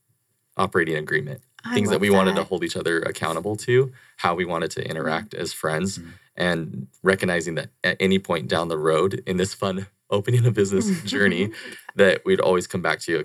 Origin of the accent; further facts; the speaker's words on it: Pleasant Grove, Utah, United States; moved away as an adult; now in Dallas, United States; So I am originally from Pleasant Grove, Utah. Mm-hmm. Fifth of eight kids, came from a big family. Wow. And that's, where I grew up.